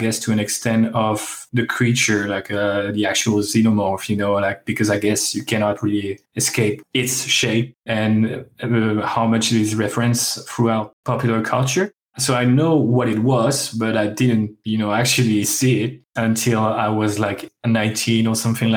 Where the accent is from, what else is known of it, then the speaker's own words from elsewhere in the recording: France; English is a second language; I am a kid from French countryside, so I apologize for the bad English and the accent